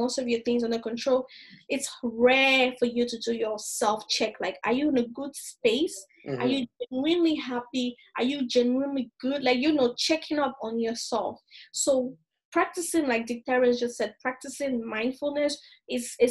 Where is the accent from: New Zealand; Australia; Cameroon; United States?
Cameroon; now in Toronto, Canada; my home country